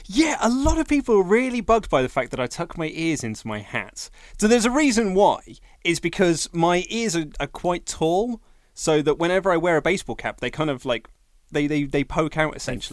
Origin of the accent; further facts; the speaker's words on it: United Kingdom; a Brit as well